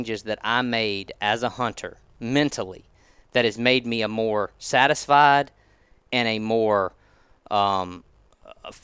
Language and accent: English; Mississippi, United States; growing up in Mississippi on the Mississippi River